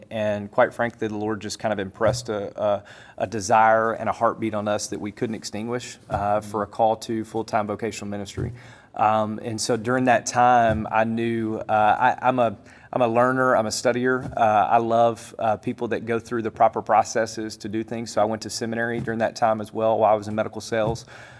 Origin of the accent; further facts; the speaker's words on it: Memphis, Tennessee, United States; moved away as an adult; also born or lived in Knoxville, Tennessee; I'm a native Memphian, so born and raised in Memphis. Went to Christian Brothers High School there in Memphis, Tennessee. Grew up in that area